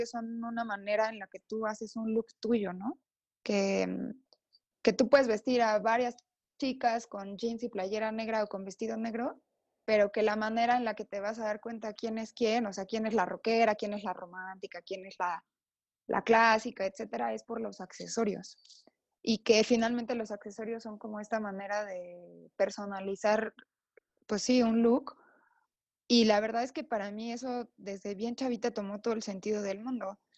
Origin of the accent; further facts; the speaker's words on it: Oaxaca, Mexico; born there; now in San Cristóbal de las Casas, Mexico; Yo nací en Oaxaca